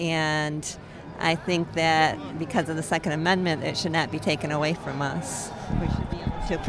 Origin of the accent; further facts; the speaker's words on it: Virginia, United States; I'm from Virginia.